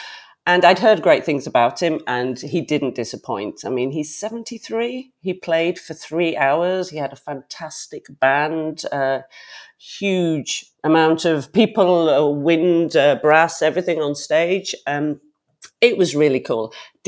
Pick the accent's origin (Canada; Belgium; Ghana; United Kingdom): United Kingdom; Yorkshire and the Humber; moved away as an adult; now in Zurich, Switzerland; I'm from Yorkshire, England, north of England, and I'm actually speaking to you from Zurich, Switzerland today, where I live and have lived for the last 21 years.